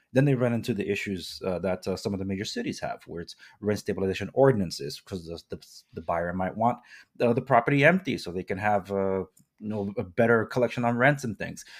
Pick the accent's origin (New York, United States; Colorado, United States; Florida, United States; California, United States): California, United States; Compton; I was born and raised in Compton, Watts